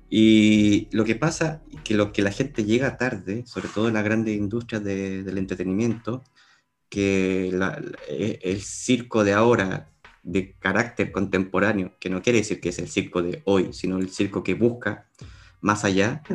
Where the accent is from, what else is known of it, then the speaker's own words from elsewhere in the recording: Chile; now in Spain; yo, en mi caso, desde Chile